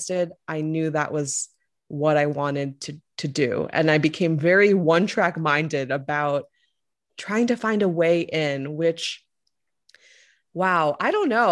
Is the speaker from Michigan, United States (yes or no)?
no; Louisiana, United States; moved away; I'm a Korean American and I grew up in Louisiana. So I spent most of my formative years down south